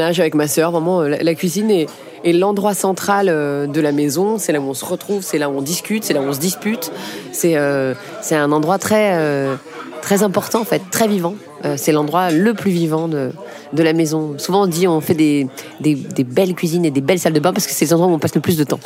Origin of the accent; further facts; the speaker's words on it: Paris, Île-de-France, France; J'ai grandi euh, dans le 10e arrondissement, pas loin d'ici du tout